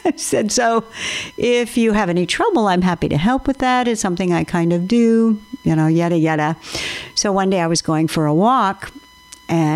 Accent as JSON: {"language": "English", "region": "Washington", "country": "United States", "tie": "born or raised there", "also_born_or_lived": "Arizona", "moved": "as an adult"}